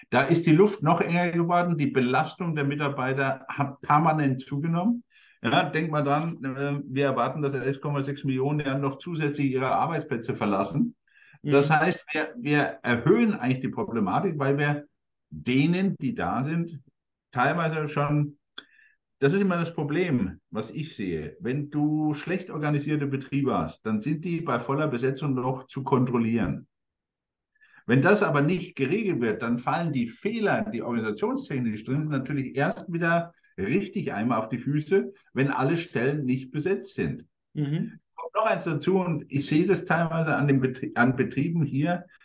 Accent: Coburg, Bavaria, Germany; großes Unternehmen in Coburg, meiner Heimatstadt

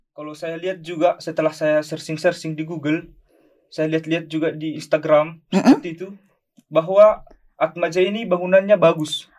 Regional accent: Batak Simalungun, North Sumatra, Indonesia; moved away; Saya dari Batak Simalungun

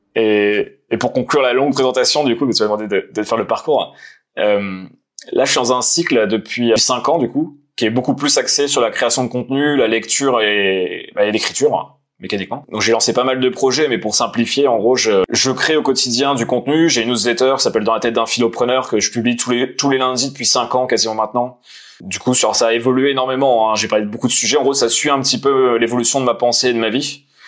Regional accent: Nancy, Grand Est, France; je suis de Nancy, originaire de Nancy, donc dans le Nord-Est

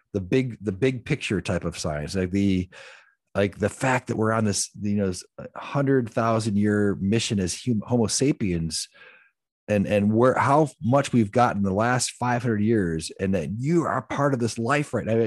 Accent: the Rust Belt, Midwest, United States; I came from the Midwest, the Rust Belt, where you actually turned wrenches and built things

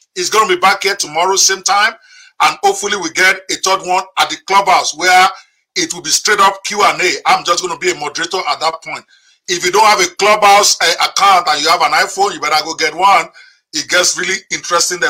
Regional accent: Nigeria; I'm speaking to you direct as a Nigerian.

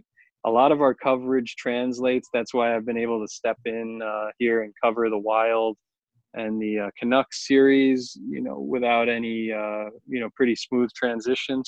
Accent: Long Island, New York, United States; I grew up on Long Island

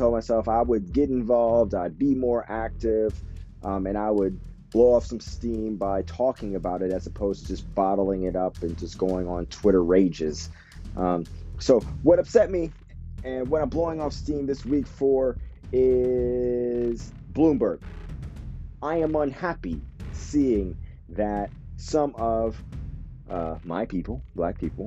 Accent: United States; now in Japan; right now I'm based out of Japan, and so I have this unique perspective, being that I'm American

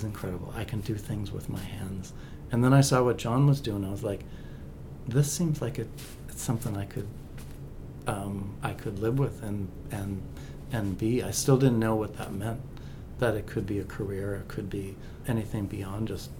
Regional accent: Lake Elmo, Minnesota, United States; born or raised there; also born or lived in East St. Paul, Minnesota

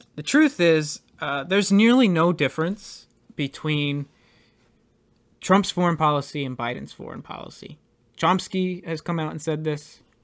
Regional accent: United States; we as American citizens

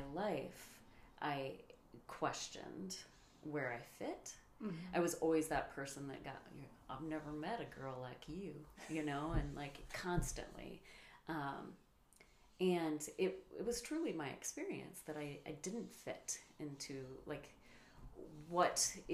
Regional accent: Sioux Falls, South Dakota, United States; I was born in Sioux City, Iowa, and raised in Sioux Falls, South Dakota.

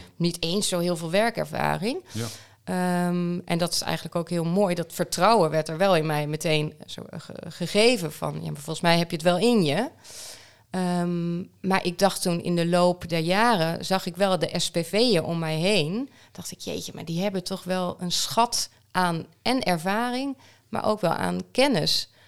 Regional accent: Groningen, Netherlands; also born or lived in Amsterdam; Groningen, waar mijn geboorteplaats is

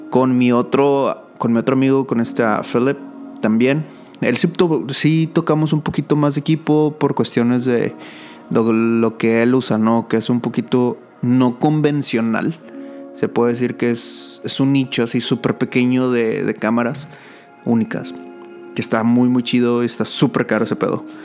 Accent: Monterrey, Nuevo León, Mexico; now in San Antonio, United States; Ese es mi nombre. soy, de San, soy de Monterrey y vivo en San Antonio, Texas.

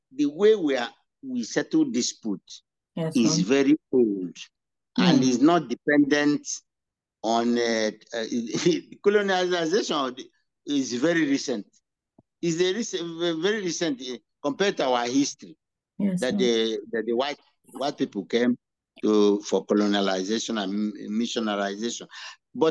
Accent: Igbo, Igboland, Nigeria

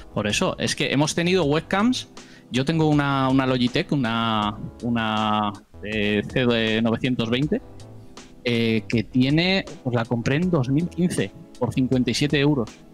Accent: Basque Country, Spain; soy del norte de España, eh, País Vasco concretamente, lo notaréis por el acento

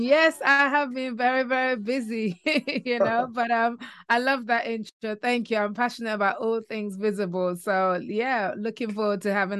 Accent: London, United Kingdom; now in Kent, United Kingdom; I'm in an area called Kent, which is just outside London. I grew up in London and then moved to Kent, which is a little bit more leafy.

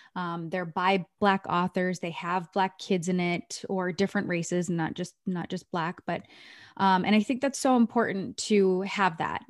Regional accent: Maine, United States; moved away; I grew up in Maine

